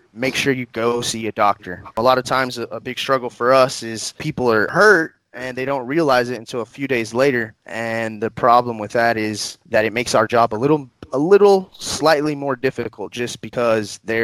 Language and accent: English; Odessa, Texas, United States; also born or lived in Houston, Texas; I'm a lifelong Odessan, been here my entire life